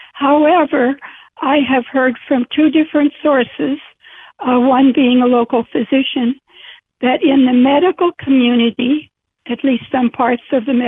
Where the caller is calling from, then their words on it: Waterloo, Illinois, United States; I'm calling from Waterloo, Illinois.